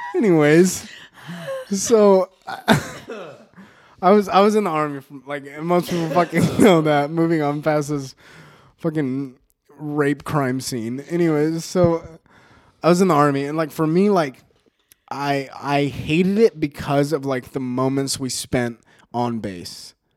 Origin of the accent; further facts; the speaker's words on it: Mesa, Arizona, United States; moved away; also born or lived in El Paso, Texas; Mesa, Arizona is my hometown. Arizona is my home state